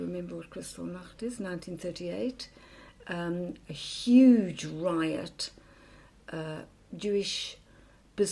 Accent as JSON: {"language": "English", "country": "South Africa", "tie": "born or raised there", "moved": "yes", "lives_now": "United Kingdom", "said": "I grew up in South Africa"}